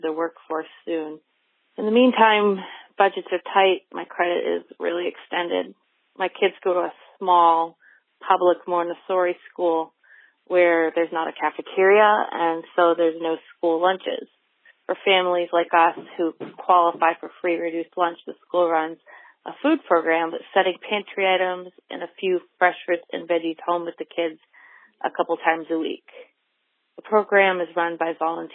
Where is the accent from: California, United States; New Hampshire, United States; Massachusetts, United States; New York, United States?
New Hampshire, United States; I'm from New Hampshire.